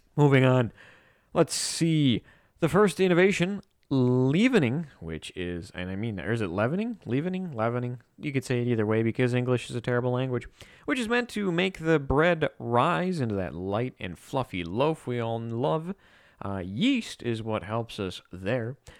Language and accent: English; United States; like any good red-blooded, non-communist American